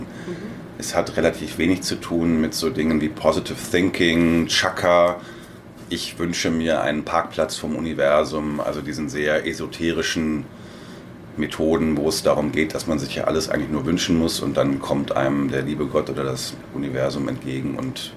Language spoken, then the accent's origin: German; Hamm, North Rhine-Westphalia, Germany; moved away as an adult; also born or lived in Wiesbaden; Ich komme ursprünglich aus Hamm in Westfalen